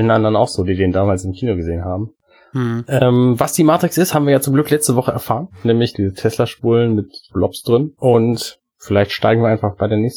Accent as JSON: {"language": "German", "town": "Buxtehude", "region": "Lower Saxony", "country": "Germany", "said": "Wir kommen äh, beide aus Buxtehude."}